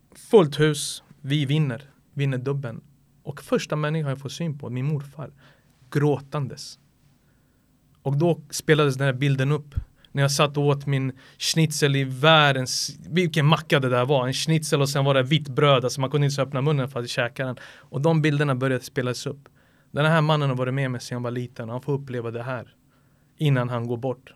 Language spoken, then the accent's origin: Swedish; Sarajevo, Federation of Bosnia and Herzegovina, Bosnia & Herzegovina; now in Sweden; jag bodde hos morföräldrarna i Sarajevo